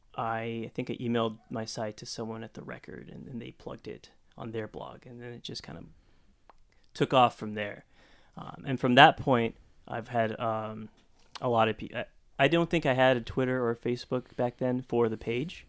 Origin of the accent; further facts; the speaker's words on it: Stockton, California, United States; growing up in Stockton